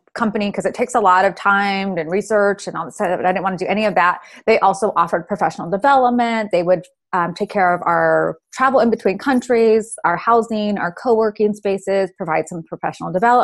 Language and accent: English; California, United States; moved away as an adult; now in Georgia, United States; I moved back home to my home state of California